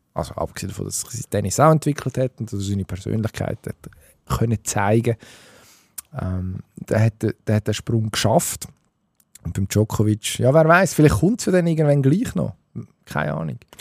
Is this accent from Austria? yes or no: no; Switzerland; wir sind ja ein Schweizer Podcast